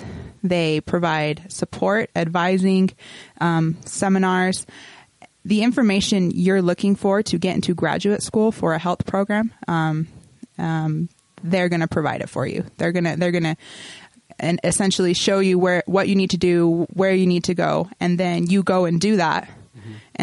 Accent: St. George, Utah, United States; moved away as an adult; also born or lived in Cedar City, Utah; now in Salt Lake City, United States; I'm from St. George, which isn't a small town, but it's fair size.

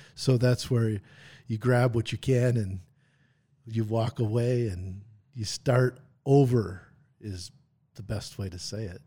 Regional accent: Brookfield, Wisconsin, United States; also born or lived in Green Bay, Wisconsin; grew up in Brookfield, Wisconsin

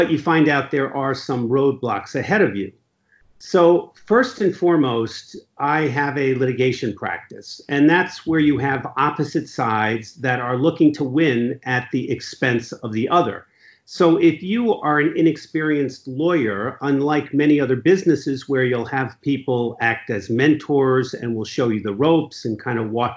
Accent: Ridgefield, Connecticut, United States; I grew up in Ridgefield, Connecticut, where I currently practice law

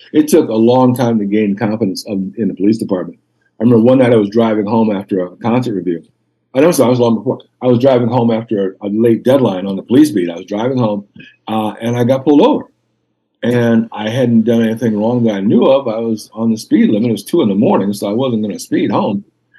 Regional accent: Denmark; So when you grew up in Denmark, you know, I'm from Denmark.

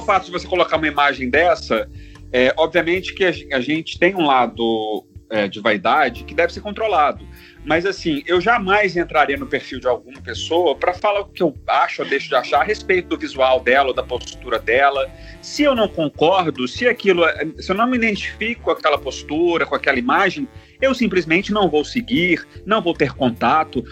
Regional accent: Belo Horizonte, Minas Gerais, Brazil; moved away as an adult; now in Rio de Janeiro, Brazil; eu sou mineiro, né? Eu sou mineiro de Belo Horizonte é... hum. e moro há 14 anos no Rio

